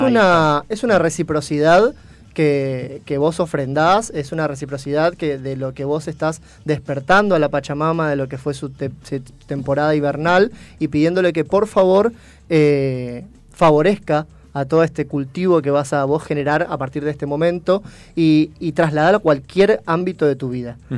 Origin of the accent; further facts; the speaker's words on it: Posadas, Misiones, Argentina; Soy de Posadas Misiones.